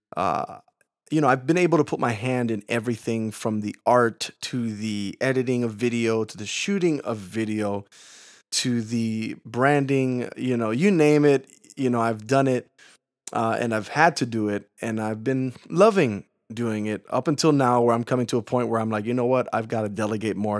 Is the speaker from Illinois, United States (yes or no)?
yes; Chicago, Illinois, United States; I'm from Chicago. That's where I'm born and raised